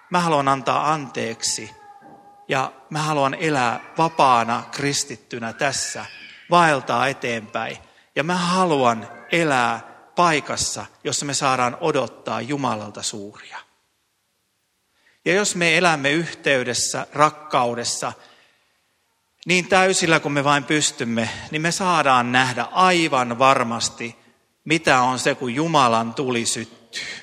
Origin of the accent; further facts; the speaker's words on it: Ostrobothnia, Finland; moved away; minä pohjalaisena miehenä voin Pohjanmaalta omasta perämettästä tuoda puita